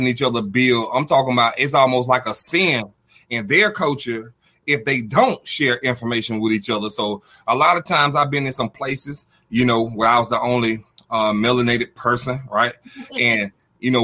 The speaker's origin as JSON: {"language": "English", "town": "Albany", "region": "Georgia", "country": "United States", "also_born_or_lived": "Dallas-Fort Worth, Texas", "said": "I'm stationed here from Georgia, you know, Albany, Georgia, southwest of Atlanta, the little A. And then I'm up here at the headquarters in Dallas-Fort Worth"}